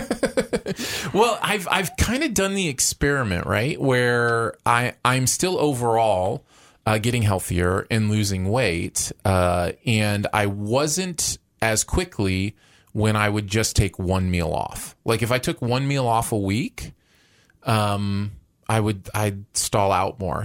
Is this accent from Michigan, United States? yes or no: yes; Michigan, United States; moved away; where I grew up in Michigan